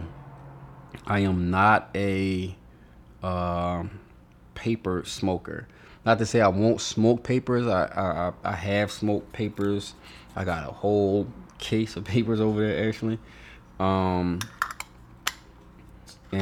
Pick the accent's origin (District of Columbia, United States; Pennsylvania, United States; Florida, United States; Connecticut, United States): Pennsylvania, United States; Philadelphia; moved away as an adult; now in Atlanta, United States; I'm from South Philly